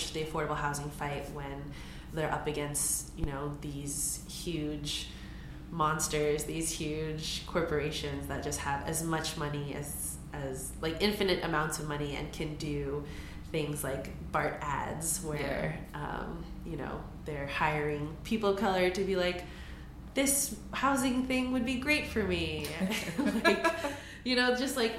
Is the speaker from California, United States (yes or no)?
yes; San Francisco, California, United States; growing up in San Francisco